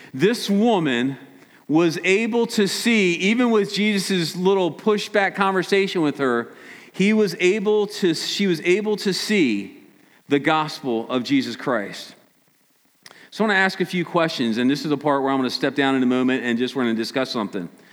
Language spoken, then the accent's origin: English; Maryland, United States; Us from Maryland